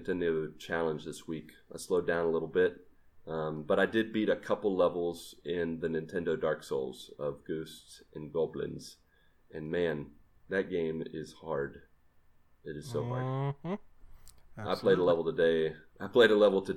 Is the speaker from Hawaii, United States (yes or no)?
no; Grafton, West Virginia, United States; moved away; growing up in Grafton, West Virginia